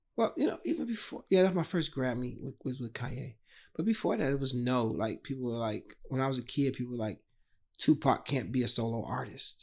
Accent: Chicago, Illinois, United States; a kid drawing, growing up on the South Side of Chicago.

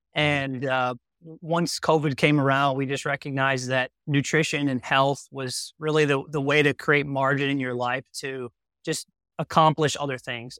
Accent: Wisconsin, United States; growing up in Wisconsin

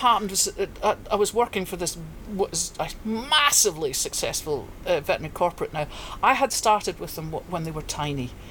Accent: Perthshire, Scotland, United Kingdom; moved away as an adult; also born or lived in Aberdeenshire / Northern Ireland / Mui Wo, Hong Kong; now in Hong Kong; I was born in Aberdeenshire but quickly moved to Perthshire to a very agricultural area.

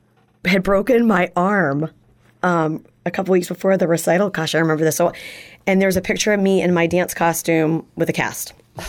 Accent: Northern Virginia, United States; moved away as an adult; also born or lived in Portland, Maine / Buffalo, New York / Orchard Park, New York; I was born in Portland, Maine, moved quickly out of Maine, and my family first lived in Buffalo, New York, Orchard Park, New York, and then moved to Northern Virginia and grew up in the Northern Virginia area until it was time for me to head off to school.

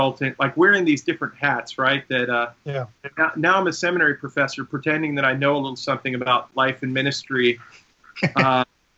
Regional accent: Long Island, New York, United States; I grew up on Long Island

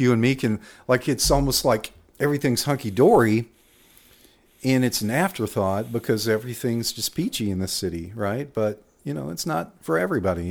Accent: Waco, Texas, United States; also born or lived in Austin, Texas; I'm from, born and raised in Waco

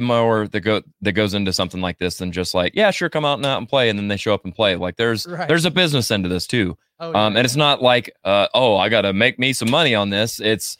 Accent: Ava, Missouri, United States; I'm actually from Ava, so it's right on the way

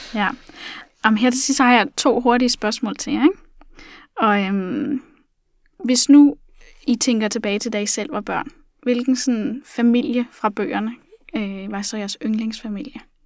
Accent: Funen, Southern Denmark, Denmark; nu er jeg selv fra Fyn

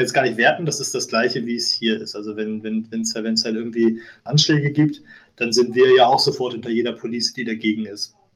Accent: Germany; an meiner Heimatstadt in Deutschland

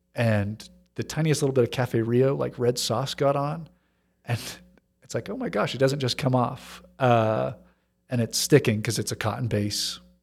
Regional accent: Hong Kong; Growing up in Hong Kong, it was easy 'cause just north of the border, you know, I knew people who had factory connections

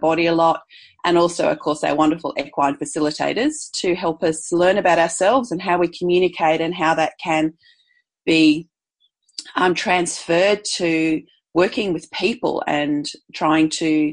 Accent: Perth, Western Australia, Australia; moved away; also born or lived in Brisbane; I grew up initially in Perth on the beach

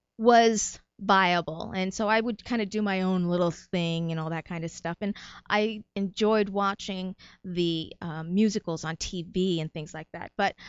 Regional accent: New Jersey, United States; also born or lived in New York / Puerto Rico; Actually, I was not born in Puerto Rico, but my parents were. I was born in New York. So New York born, New Jersey raised, 2 years in Puerto Rico.

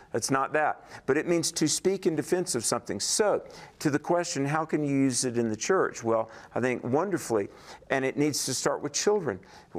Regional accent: the South, United States; and I'm sorry to say this, I was from the South

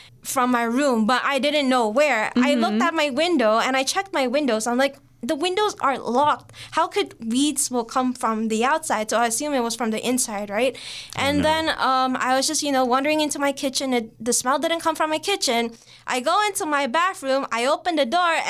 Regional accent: Singapore; moved away as an adult; now in Toronto, Canada; I was born and raised in Singapore, but my parents are Indonesian

